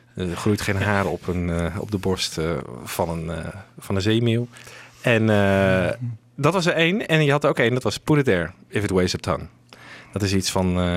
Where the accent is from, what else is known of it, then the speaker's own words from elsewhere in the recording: Friesland, Netherlands; moved away; ik kom dan uit Friesland oorspronkelijk.